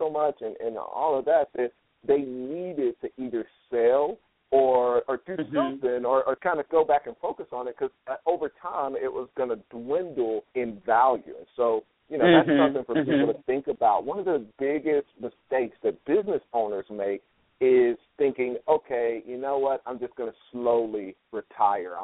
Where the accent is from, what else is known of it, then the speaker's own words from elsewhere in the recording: Chattanooga, Tennessee, United States; moved away; also born or lived in New York; I grew up in Chattanooga, Tennessee, and went to school in New York